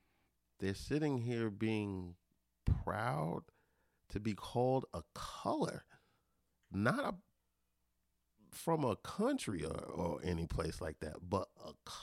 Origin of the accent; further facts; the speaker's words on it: Belize; I'm from Belize.